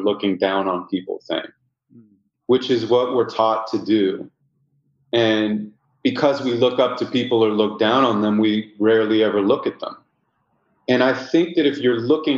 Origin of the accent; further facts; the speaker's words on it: Santa Monica, California, United States; I was born and raised in Santa Monica, California